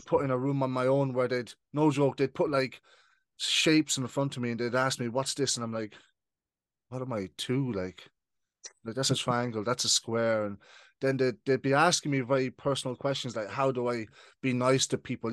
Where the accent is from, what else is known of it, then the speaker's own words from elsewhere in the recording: Ireland; also born or lived in United Kingdom; I moved to Ireland when I was 7 mm-hmm. So I've been living in Ireland for now for twenty years